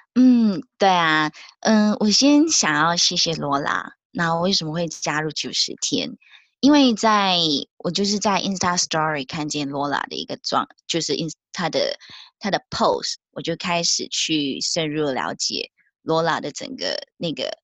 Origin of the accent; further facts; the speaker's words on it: Malaysia; moved away as an adult; now in New Zealand; 我是来自马来西亚，但居住在纽西兰的